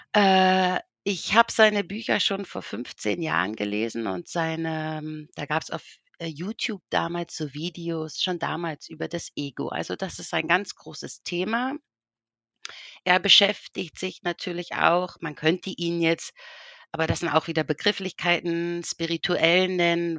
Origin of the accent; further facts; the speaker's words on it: Berlin, Germany; now in Switzerland; ich komme ursprünglich aus Berlin